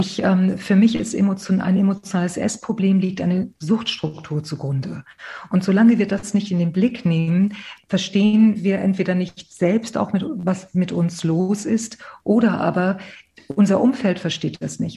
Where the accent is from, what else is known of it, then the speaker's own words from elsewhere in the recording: Hamburg, Germany; also born or lived in Málaga, Andalusia, Spain; ich bin in Malaga geboren, in Andalusien geboren und äh, bin, als ich äh, fünf Jahre alt war, sind meine Eltern viel mehr nach Hamburg gekommen. Also mittlerweile sage ich immer auch, bin ich auch schon eine Hamburger Dern geworden